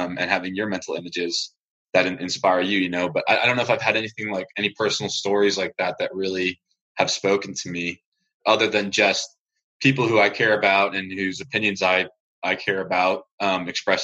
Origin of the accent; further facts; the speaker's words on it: Colorado, United States; moved away; I grew up in Colorado